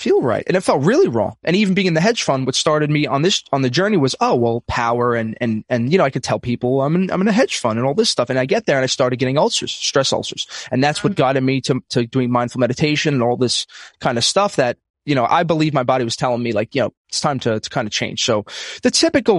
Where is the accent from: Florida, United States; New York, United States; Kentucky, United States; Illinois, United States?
New York, United States; New York City; I'm from Brooklyn, New York, old school Italian family